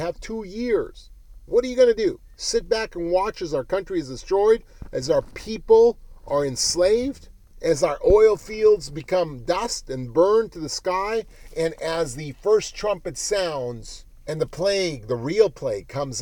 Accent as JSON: {"language": "English", "country": "United States", "said": "we're American"}